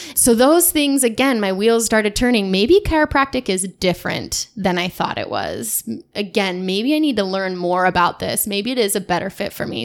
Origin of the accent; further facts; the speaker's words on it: Davenport, Washington, United States; But I grew up in Davenport, Washington, just west of here, west of Spokane, about forty-five minutes, in small, small town.